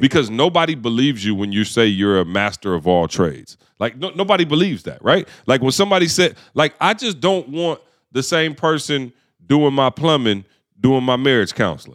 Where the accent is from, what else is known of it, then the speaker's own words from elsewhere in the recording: Lansing, Michigan, United States; growing up in Lansing, Michigan, obviously the automotive industry was everything.